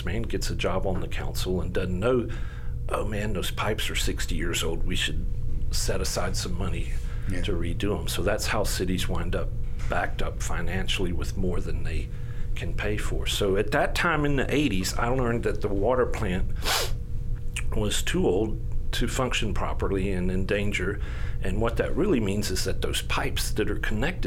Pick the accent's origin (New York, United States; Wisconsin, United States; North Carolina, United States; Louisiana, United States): Louisiana, United States; Shreveport; I was integrated from South Highlands to Cresswell over one summer. And I was in sixth grade